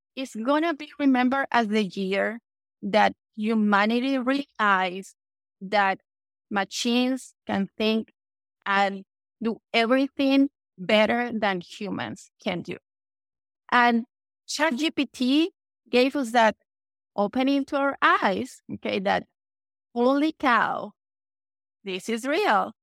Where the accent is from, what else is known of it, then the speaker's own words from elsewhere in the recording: Venezuela; English is a second language; moved away as an adult; also born or lived in Panama; now in United States; English is not my first language because I was born in Venezuela